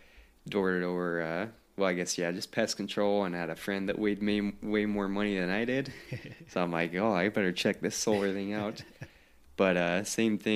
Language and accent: English; Utah, United States; now in San Diego, United States; I'm from Utah